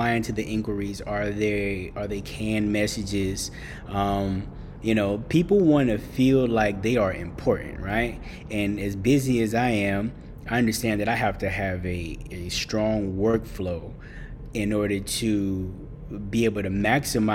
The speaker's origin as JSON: {"language": "English", "town": "Boston", "region": "Massachusetts", "country": "United States", "tie": "born or raised there", "said": "I grew up in Boston"}